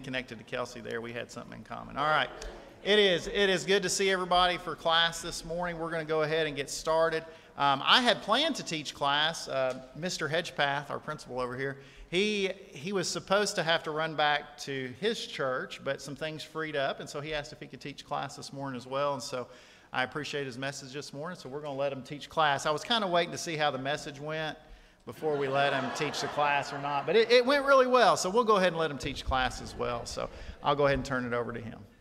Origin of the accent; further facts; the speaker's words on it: Lexington, Kentucky, United States; I'm from Lexington